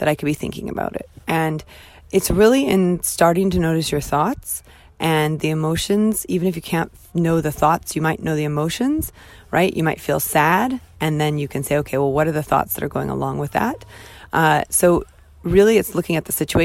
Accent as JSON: {"language": "English", "country": "United States", "moved": "yes", "lives_now": "United Kingdom", "said": "I'm American, clearly, and I'm not British"}